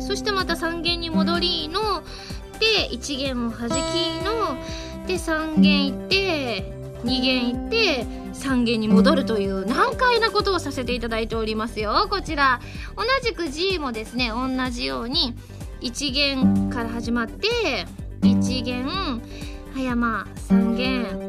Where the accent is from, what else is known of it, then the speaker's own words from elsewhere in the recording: Kansai, Osaka, Japan; moved away as an adult; now in Tokyo, Japan; 私関西人なんですけれども